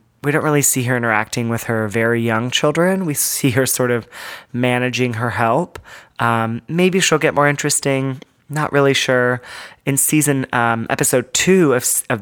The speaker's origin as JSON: {"language": "English", "region": "Southern California", "country": "United States", "said": "I'm from Southern California. We have a Disneyland"}